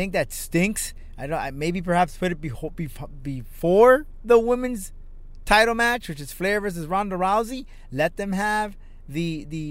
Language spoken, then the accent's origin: English; Miami, Florida, United States; I am from Miami, Florida